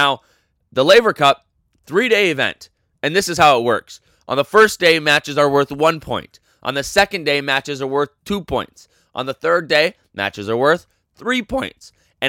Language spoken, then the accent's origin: English; United States; I'm American